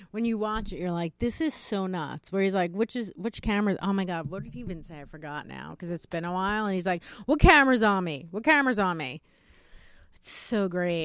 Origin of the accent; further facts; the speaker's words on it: New York, United States; as a New Yorker, I've lived in New York my whole life